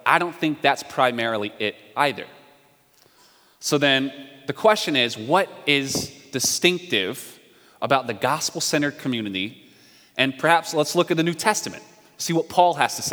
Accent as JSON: {"language": "English", "region": "North Carolina", "country": "United States", "said": "I'm from the South. I'm from North Carolina"}